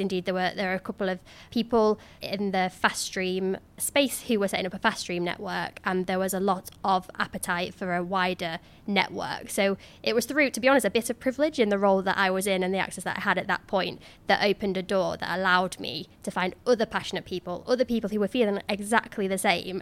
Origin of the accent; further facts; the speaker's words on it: Cleethorpes, Yorkshire and the Humber, United Kingdom; moved away as an adult; my hometown of Cleethorpes